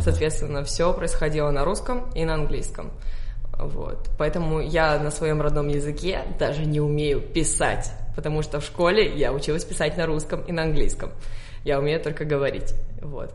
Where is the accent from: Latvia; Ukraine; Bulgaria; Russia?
Bulgaria; Sofia, Sofia City; Russian is a second language; Я родилась в Софии, в Болгарии, в семье